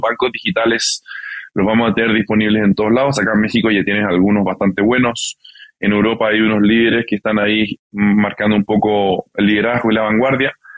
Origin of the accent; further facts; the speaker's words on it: Santiago, Santiago Metropolitan Region, Chile; moved away as an adult; also born or lived in California / Barcelona; originalmente yo, yo nací en California, eh, crecí en Santiago de Chile